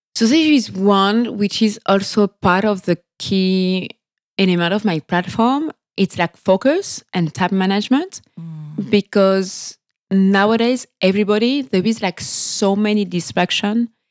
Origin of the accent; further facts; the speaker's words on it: French Guiana; accent: French; English is a second language; moved away as an adult; also born or lived in France / Sweden / Mexico / Caracas; I was born and raised in French Guiana